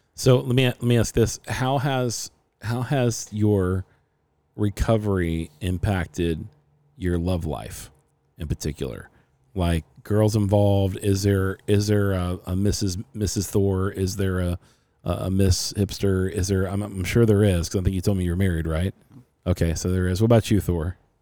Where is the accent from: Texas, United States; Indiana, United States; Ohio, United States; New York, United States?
Ohio, United States; Cincinnati; now in Arizona, United States; I'm from Cincinnati, Ohio originally.